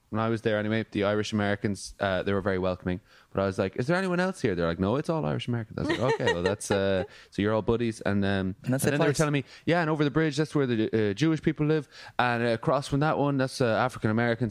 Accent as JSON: {"language": "English", "country": "Australia", "said": "I am Australian."}